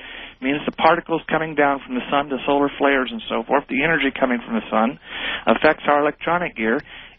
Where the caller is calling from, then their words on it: Mansfield, Ohio, United States; I'm calling from Mansfield, Ohio.